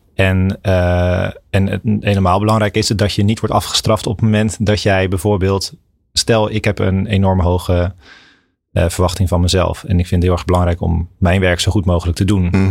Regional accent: Maasland, South Holland, Netherlands; moved away as an adult; also born or lived in Kampen / Amsterdam; ik ben opgegroeid in Maasland. Dat, dat ligt eh, tussen Rotterdam en Hoek van Holland in, eh, mhm. in, Zuid-Holland

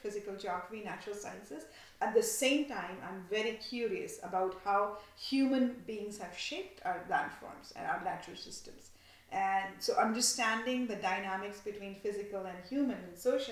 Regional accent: India; growing up in India

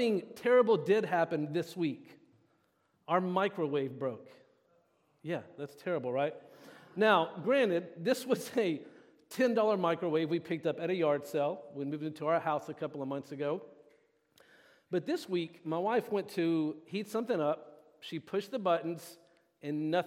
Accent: the South, United States; moved away as an adult; now in Benicia, United States; I am from the South. My wife and I are from the South.

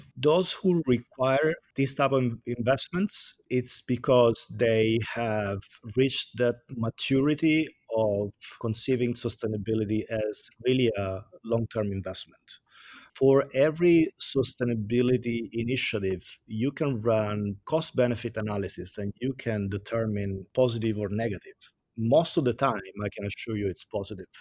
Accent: Italy; accent: Italian; English is a second language; moved away as an adult; also born or lived in Washington, D.C., United States; now in United States; I'm Italian

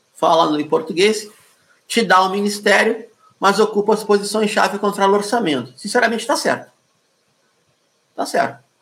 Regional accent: Rio de Janeiro, Brazil; also born or lived in Porto Alegre; sou carioca também da zona sul do Rio de Janeiro

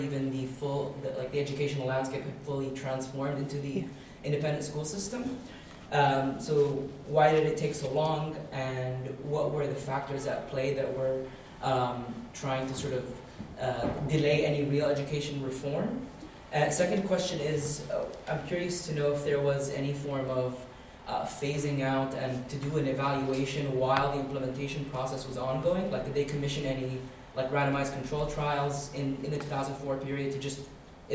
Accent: Doha, Qatar; I actually was also born and raised in Doha

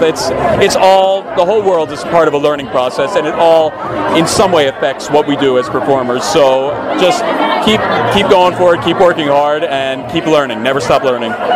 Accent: Philadelphia, Pennsylvania, United States; moved away as an adult; also born or lived in New York; now in Los Angeles, United States; I'm an East Coaster from Philadelphia, lived in New York for a while

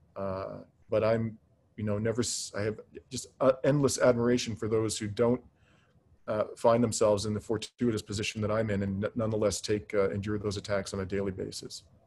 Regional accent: Canada; as a Canadian

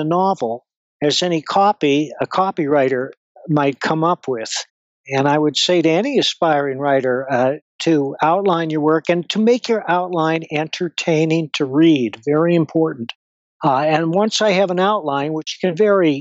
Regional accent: Madison, Wisconsin, United States; moved away as an adult; now in Colorado, United States; I was born in Madison, Wisconsin, and I lived there off and on through most of my life

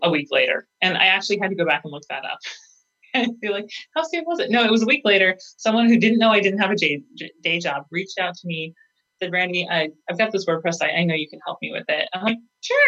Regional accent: Montana, United States; moved away; also born or lived in Phoenix / Boise; I'm originally from Montana

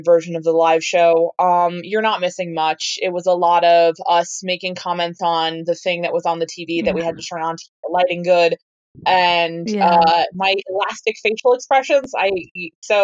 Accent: New Jersey, United States; born and raised in New Jersey

